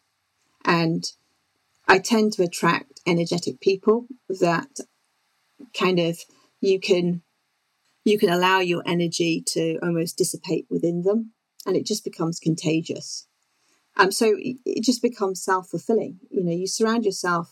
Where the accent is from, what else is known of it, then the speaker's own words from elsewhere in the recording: South Wales, United Kingdom; moved away; also born or lived in Exeter / London; my background growing up in South Wales